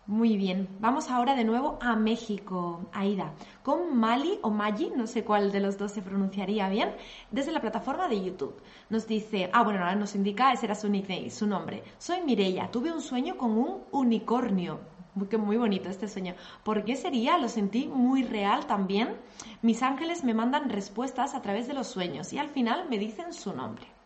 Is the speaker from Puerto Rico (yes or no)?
no; Colombia; Soy de Colombia